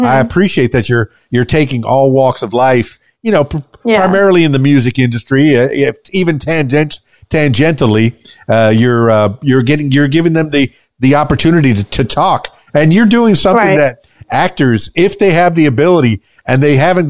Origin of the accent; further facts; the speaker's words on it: Miami, Florida, United States; now in Conway, United States; I'm from Miami, but I'm here in Little Rock or in Conway, Arkansas